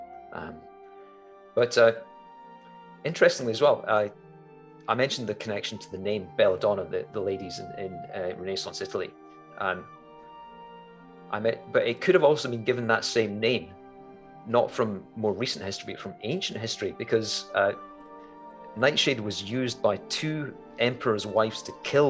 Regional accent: Scotland, United Kingdom; as a Scot, and Macbeth is actually my clan tartan

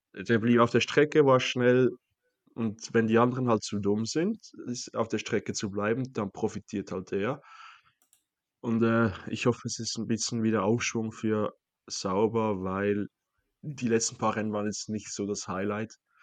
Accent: Switzerland; mich als Schweizer

